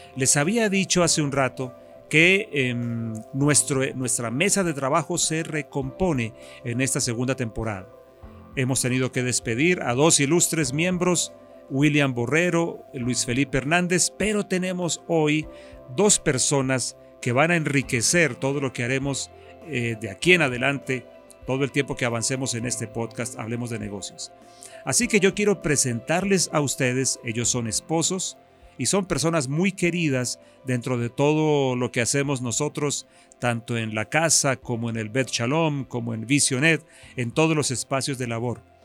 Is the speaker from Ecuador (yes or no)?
no; Bogotá, Colombia; also born or lived in Bucaramanga; yo soy nacido en Bucaramanga, aunque soy bogotano de crianza